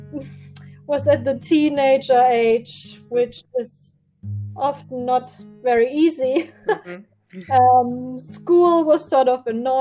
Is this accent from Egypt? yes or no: no; Germany; moved away; I was born in Germany and raised in a very small village with only 11,000 inhabitants